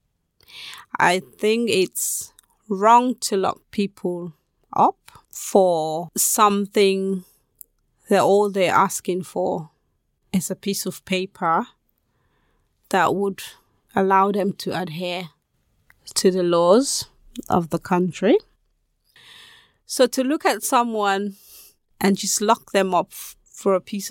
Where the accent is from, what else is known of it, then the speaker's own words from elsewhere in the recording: Sierra Leone; now in United Kingdom; I am originally from Sierra Leone.